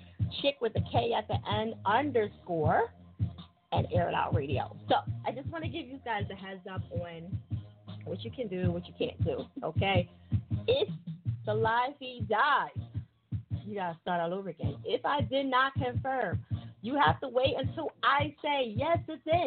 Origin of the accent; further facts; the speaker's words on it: New Jersey, United States; I am from Jersey.